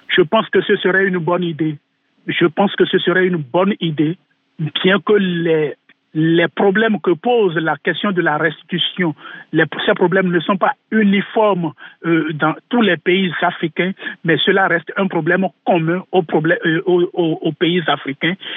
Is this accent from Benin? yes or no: yes; Benin; chez nous au Bénin